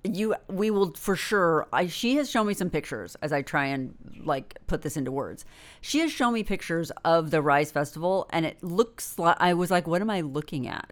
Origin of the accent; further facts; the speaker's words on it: Northern California, United States; I'm from Northern California, and w, we lived in the shadow of Mount Shasta